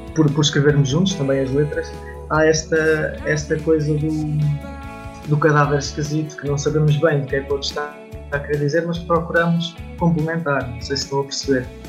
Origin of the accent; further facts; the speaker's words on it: Aveiro, Centro, Portugal; tenho 25 anos, sou da Aveiro